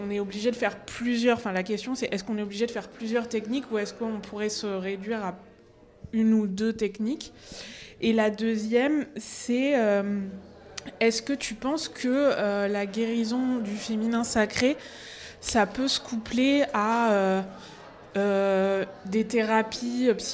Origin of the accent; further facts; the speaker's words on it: Normandy, France; je suis norme, je suis normande.